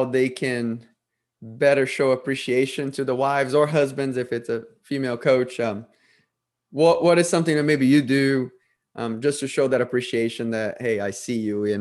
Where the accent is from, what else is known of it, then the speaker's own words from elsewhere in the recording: Brazil; moved away as an adult; I'm originally from Brazil, and I grew up in a Catholic family.